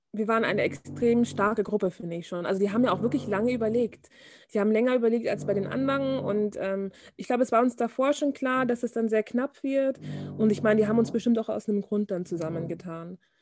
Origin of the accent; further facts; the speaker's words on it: Bavaria, Germany; also born or lived in Munich; ich komme aus Bayern